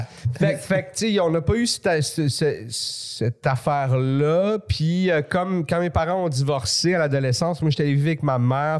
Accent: Laval, Quebec, Canada; also born or lived in Montreal; je suis né à Montréal. Jusqu'à 9 ans, j'étais à Montréal, mais après ça, c'était où ah on était, c'était la banlieue

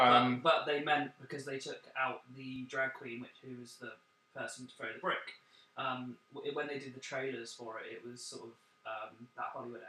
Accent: Bournemouth, South West England, United Kingdom; now in London, United Kingdom; I'm from Dorset.

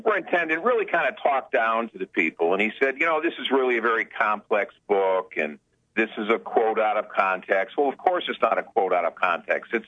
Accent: Connecticut, United States; now in New Hampshire, United States; I'm originally from Connecticut, but I currently live in New Hampshire.

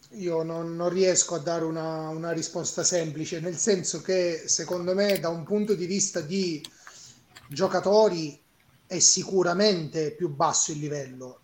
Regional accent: Catania, Sicily, Italy; sono siciliano, ehm, di Catania

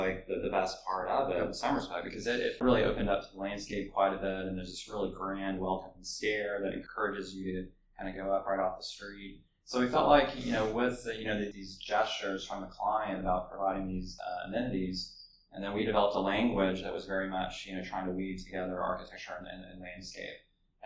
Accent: Dallas, Texas, United States; also born or lived in San Antonio; now in Austin, United States; I grew up in Dallas for elementary school and then lived in San Antonio for a little while. Moved back to Dallas, and so I'm definitely a Texan

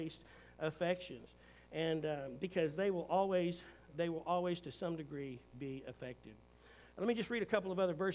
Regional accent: United States; as a Christian who's an American

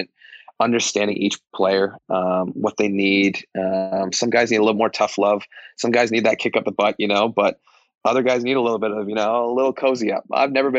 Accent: Toronto, Ontario, Canada; moved away as an adult; now in Nashville, United States; Toronto, where I grew up

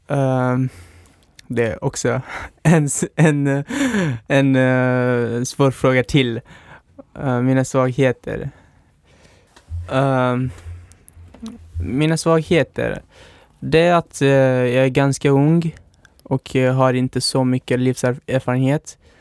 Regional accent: Pakistan; Swedish is a second language; also born or lived in Afghanistan; now in Sweden; Jag uh, är född och uppväxt i Pakistan men har min ursprung i Afghanistan

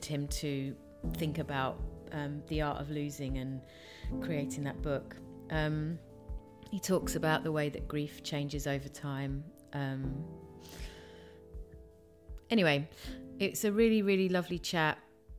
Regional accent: Tongue, Scotland, United Kingdom; from Tongue.

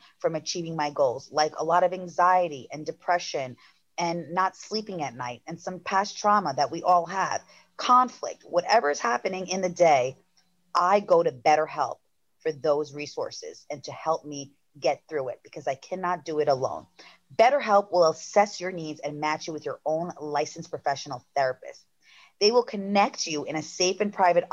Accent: Long Island, New York, United States; accent: Long Island; my Long Island accent

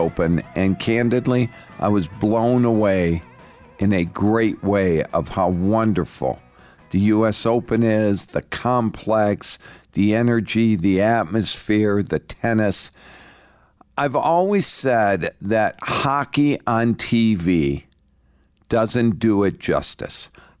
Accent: Littleton, Colorado, United States; Hello, Colorado. … from Littleton

